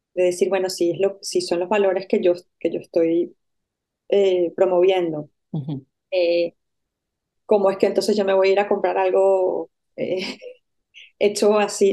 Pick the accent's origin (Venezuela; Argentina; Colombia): Venezuela; moved away as an adult; also born or lived in Caracas / Madrid / Barcelona; yo soy venezolana y fui a la Universidad Central de Venezuela